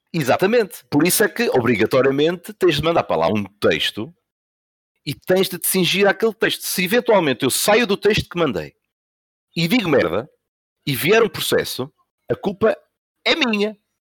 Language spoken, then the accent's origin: Portuguese; Santa Maria da Feira, Norte, Portugal; porque eu sou de Santa Maria da Feira, Espinho é mesmo ao lado